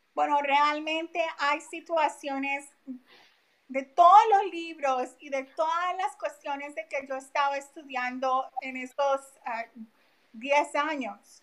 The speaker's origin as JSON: {"language": "Spanish", "country": "Colombia", "also_born_or_lived": "Philadelphia area, United States", "moved": "yes", "lives_now": "United States", "said": "yo salí de vivir de Colombia hace casi 30 años. So, llevo mucho tiempo acá, pero mi familia que está allá"}